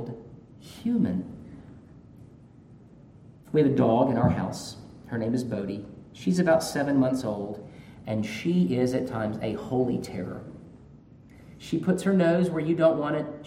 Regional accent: Georgia, United States; I'm from Georgia

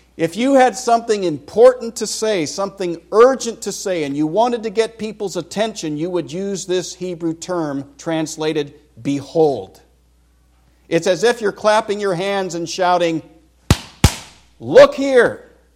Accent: Vacaville, California, United States; moved away as an adult; I grew up in California, was born in Vacaville, nineteen sixty-three. I lived the first twenty-two years of my life there

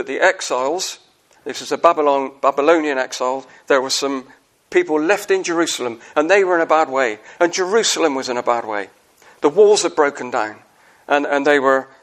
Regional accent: Wells, South West England, United Kingdom; I come from the cider county in England. I come from Somerset

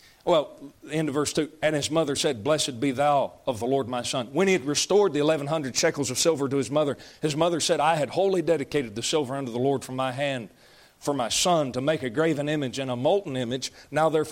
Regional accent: United States; I'm an American

